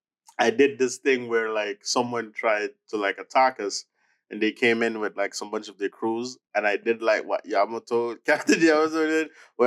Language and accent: English; Jamaica; But I'm always Jamaican, no matter what. I'm always Jamaican.